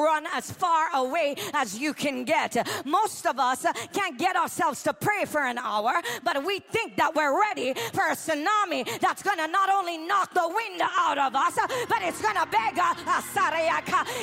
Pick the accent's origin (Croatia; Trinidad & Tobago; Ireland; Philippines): Trinidad & Tobago; also born or lived in New York; now in United States; I'm from Trinidad and Tobago.